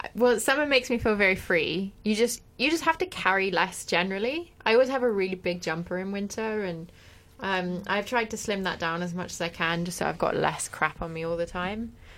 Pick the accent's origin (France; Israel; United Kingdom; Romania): France; moved away; I grew up in France